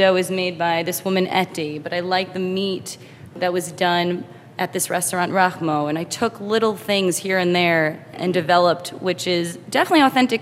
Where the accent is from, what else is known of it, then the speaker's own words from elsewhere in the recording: New York, United States; I'm a New Yorker, born in New York